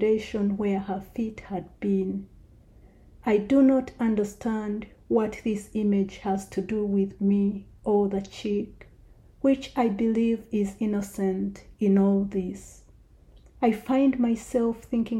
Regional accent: Kabale, Western Region, Uganda; moved away; the time when I was growing up in Kabale in Uganda

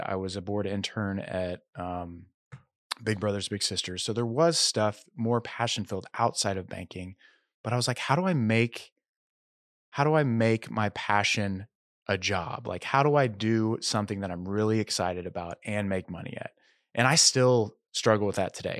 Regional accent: Tulsa, Oklahoma, United States; moved away as an adult; also born or lived in Arkansas / Los Angeles, California; now in Nashville, United States; I grew up in Tulsa, Oklahoma

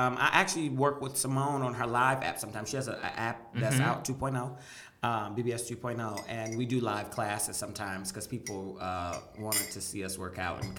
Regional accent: Michigan, United States

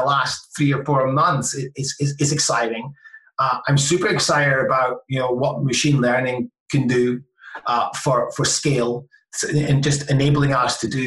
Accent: Scotland, United Kingdom; I'm Scottish

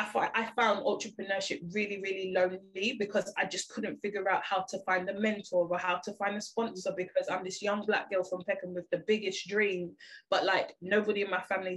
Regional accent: Jamaica; And I think being Jamaican as well, like, being bigger wasn't a problem.

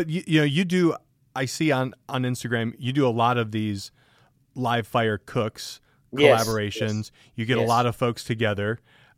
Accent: Michigan, United States; now in Tennessee, United States; I'm from Michigan originally.

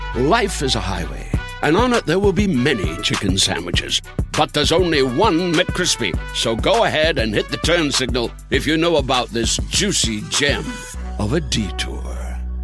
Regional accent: Minnesota, United States; I grew up in Minnesota

